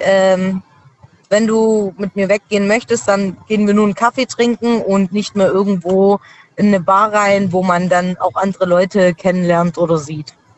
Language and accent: German; Schwäbisch Gmünd, Baden-Württemberg, Germany; ich komme aus Schwäbisch Gmünd.